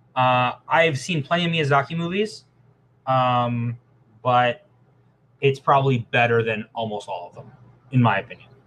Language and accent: English; Canada; I'm Canadian. We're living on stolen land